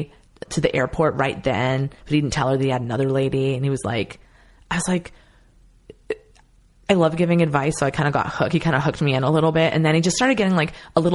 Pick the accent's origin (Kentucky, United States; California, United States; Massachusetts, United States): Massachusetts, United States; outside Boston; moved away; also born or lived in San Francisco; when I was young growing up outside Boston